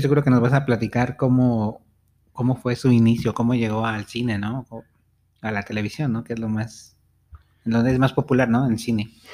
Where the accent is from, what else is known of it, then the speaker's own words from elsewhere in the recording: Mexico; aquí a, a México